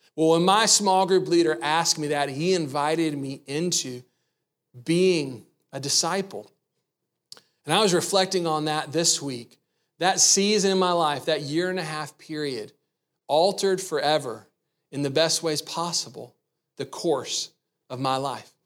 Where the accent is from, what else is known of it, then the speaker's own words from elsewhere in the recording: the South, United States; I grew up in the South